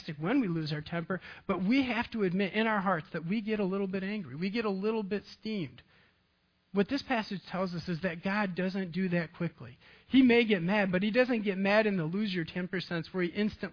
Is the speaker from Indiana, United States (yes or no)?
no; Ravenna, Michigan, United States; I grew up in a farming community, Ravana, Michigan